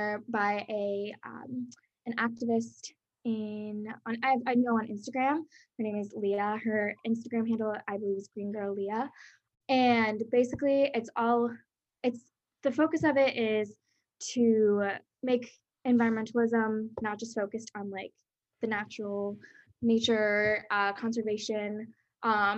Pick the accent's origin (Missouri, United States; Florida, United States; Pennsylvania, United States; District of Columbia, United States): Pennsylvania, United States; also born or lived in Brazil; now in Baltimore, United States; I'm from Pennsylvania, and I'm originally from Brazil. I immigrated here when I was younger